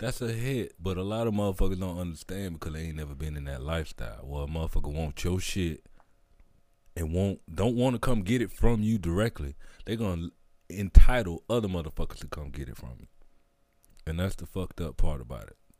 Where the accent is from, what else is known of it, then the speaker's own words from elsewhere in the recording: the South, United States; I'm from the South